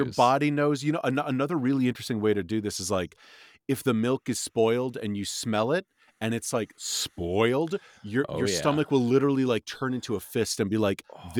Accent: New York City, New York, United States; growing up in New York City

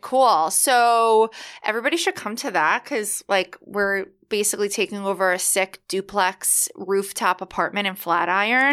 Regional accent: New York, United States; I grew up in New York

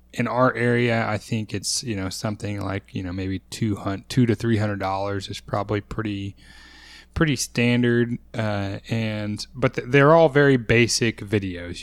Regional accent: Texas, United States; as a Texan

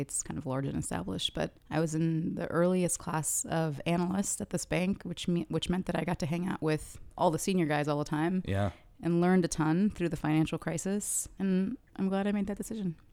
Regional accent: Kuwait; now in United States; To be born in the US, but I did grow up in Kuwait.

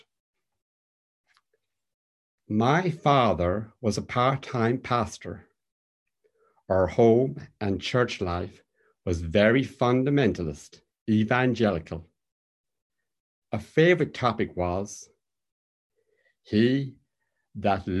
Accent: Cork, Munster, Ireland; now in Belfast, United Kingdom; my hometown of Cork

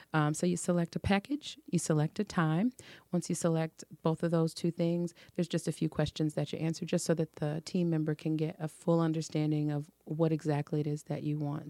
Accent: Detroit, Michigan, United States; also born or lived in Oak Park; I was born and raised in Detroit

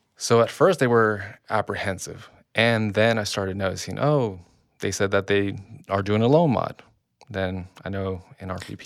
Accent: Long Beach, California, United States; I grew up in Long Beach

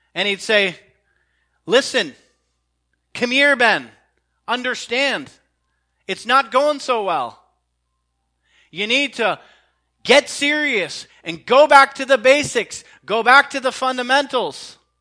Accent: Canada; as a Canadian

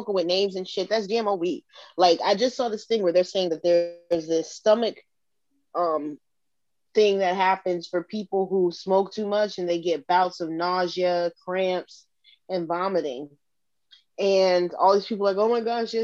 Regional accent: Norfolk, Virginia, United States; I'm from Norfolk.

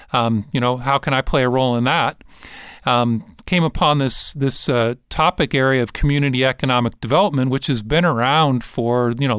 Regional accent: Detroit, Michigan, United States; So, you know, I grew up in Detroit, actually.

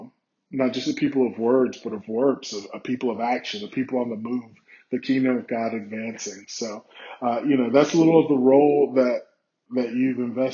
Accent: South Carolina, United States; moved away as an adult; also born or lived in Indiana / Colorado; now in New York, United States; I'm from South Carolina originally

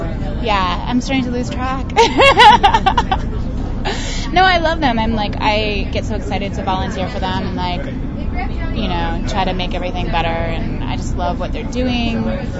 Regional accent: New York City, New York, United States; I'm from New York City. Hi, New York.

